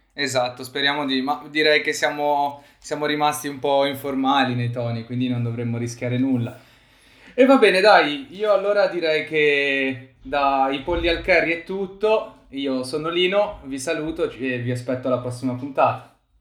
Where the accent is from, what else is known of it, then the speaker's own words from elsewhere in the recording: Liguria, Italy; siamo Liguri e quindi forse non l'abbiamo detto da dove veniamo, siamo tutti nella zona di Chiavari, comunque nel Levante Ligure